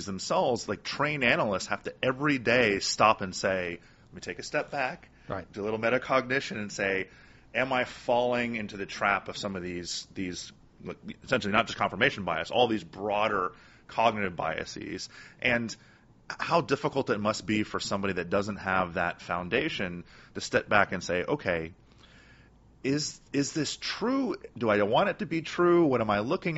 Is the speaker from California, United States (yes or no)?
no; Miami, Florida, United States; I grew up in Miami